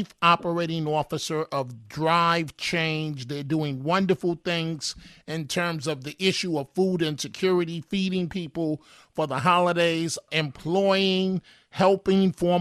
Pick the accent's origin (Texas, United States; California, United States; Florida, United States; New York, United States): New York, United States; New York City; my life, growing up in New York City